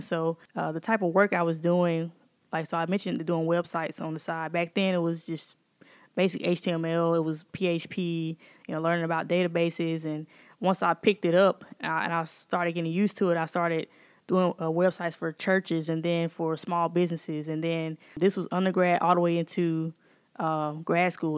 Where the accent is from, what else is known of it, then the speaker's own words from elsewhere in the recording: Jackson, Mississippi, United States; I'm born and raised here in Jackson, and I am, uh, a product of Shady Oaks area.